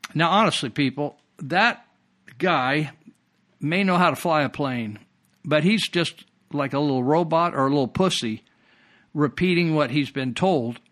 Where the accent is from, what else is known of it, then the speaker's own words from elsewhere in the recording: Marysville, California, United States; when I was raised in Marysville